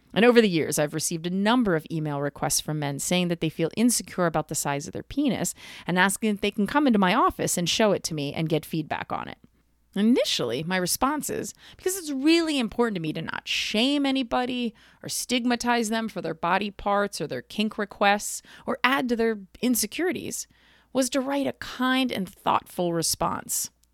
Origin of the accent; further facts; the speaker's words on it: East Coast, United States; I'm from the East Coast